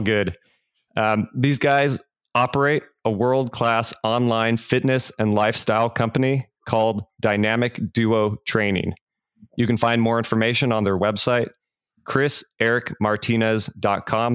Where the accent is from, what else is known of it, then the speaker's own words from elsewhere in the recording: Fremont, California, United States; moved away as an adult; also born or lived in San Francisco; now in Nashville, United States; I was born in San Francisco. My brother and I were, and we grew up in the East Bay in Fremont.